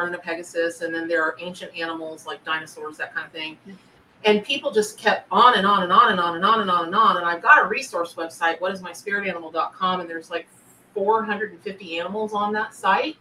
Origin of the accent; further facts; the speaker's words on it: Florida, United States; I grew up in the South. I grew up around lots of animals of different kind out in the, you know, the wilds of Florida